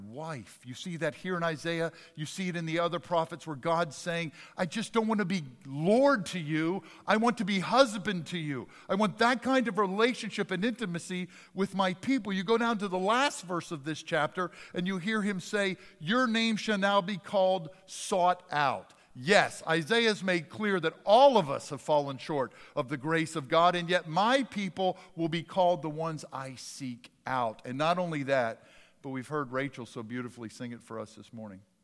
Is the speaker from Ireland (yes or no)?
no; Jackson, United States; My childhood doctor, when I grew up in South Jackson, was Doctor Guess